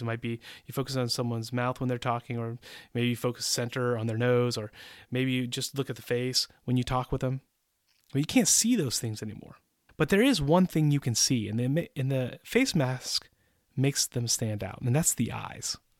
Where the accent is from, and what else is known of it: United States; moved away as an adult; also born or lived in Central Europe; now in Czech Republic